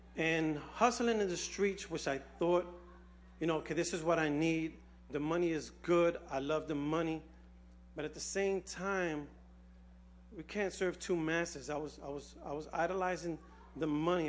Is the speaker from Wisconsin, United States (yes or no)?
no; New York City, New York, United States; I was born and raised here in the Bronx. Um, I was raised on Watson Avenue